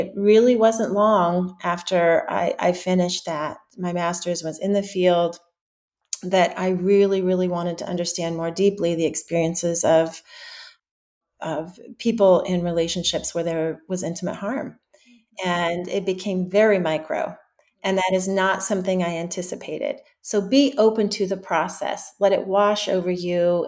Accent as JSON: {"language": "English", "region": "Western Colorado", "country": "United States", "tie": "born or raised there", "said": "I grew up in Western Colorado"}